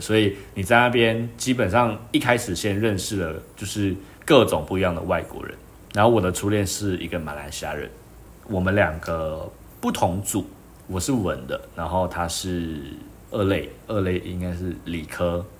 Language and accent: Chinese; Malaysia; moved away as an adult; now in Taiwan; 我是马来西亚人